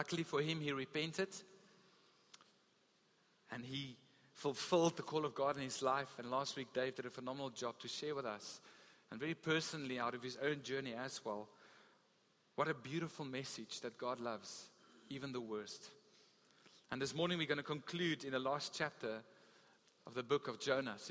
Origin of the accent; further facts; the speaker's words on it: Gauteng, South Africa; also born or lived in Free State; now in Western Cape, South Africa; I grew up in Gauteng